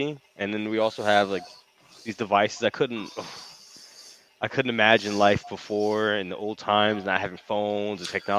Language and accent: English; New York, United States; now in Atlantic City, United States; I'm from New York more.